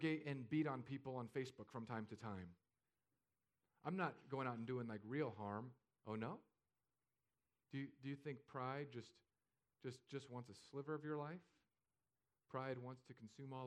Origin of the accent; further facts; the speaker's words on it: California, United States; moved away as an adult; now in Fishhawk, United States; I'm from California.